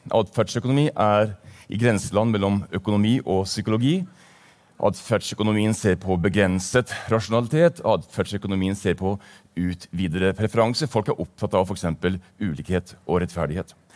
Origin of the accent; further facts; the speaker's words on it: Bergen, Vestland, Norway; also born or lived in Tromsø; Jeg kommer fra Bergen, eh, selv om dialekten ikke tilsier det. Jeg har en fortid også fra Tromsø, så det er sagt.